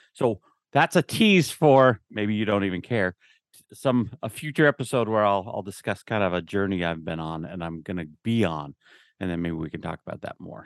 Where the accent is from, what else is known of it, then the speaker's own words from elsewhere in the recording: Utah, United States; moved away as an adult; now in Texas, United States; I grew up in Utah. I'd always worked in Utah.